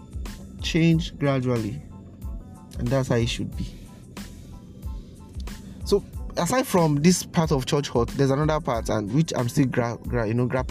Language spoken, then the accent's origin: English; Nigeria; Nigeria, my hometown